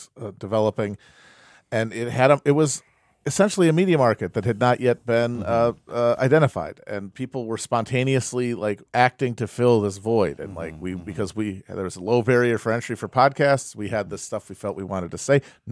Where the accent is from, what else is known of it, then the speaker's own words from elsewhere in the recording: Wisconsin, United States; moved away as an adult; also born or lived in Brooklyn, New York City; I'm a humble Midwesterner. Sure. I'm from Wisconsin.